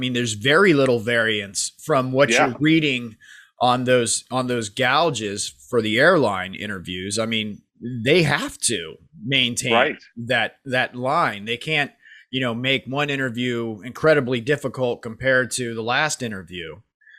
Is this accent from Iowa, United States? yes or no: yes; Iowa, United States; I'm hoping to get an interview for a corporate pilot position in my home state of Iowa.